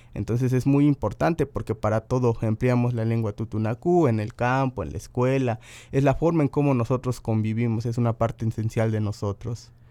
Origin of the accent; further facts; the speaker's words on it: Veracruz, Mexico; soy totonaco hablante